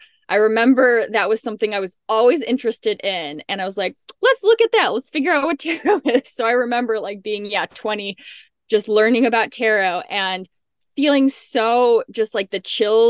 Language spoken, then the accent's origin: English; Illinois, United States; I grew up in the Midwest in a suburb of Chicago